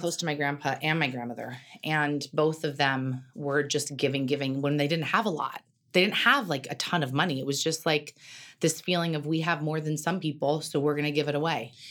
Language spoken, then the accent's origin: English; Carmel, California, United States; moved away as an adult; also born or lived in New York / Los Angeles; I grew up in Carmel.